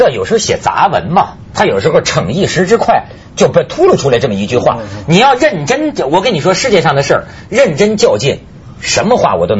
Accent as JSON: {"language": "Chinese", "town": "Shijiazhuang", "region": "Hebei", "country": "China", "said": "你骂我石家庄人"}